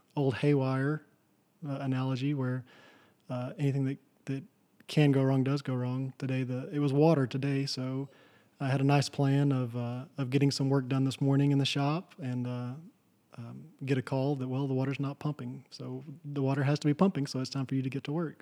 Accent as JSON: {"language": "English", "region": "Texas", "country": "United States", "tie": "born or raised there", "said": "where I grew up in Kittiquay, Texas"}